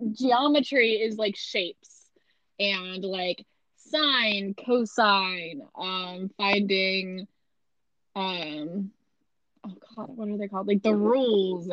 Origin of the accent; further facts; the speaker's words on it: Missouri, United States; accent: Midwest American; I'm from Missouri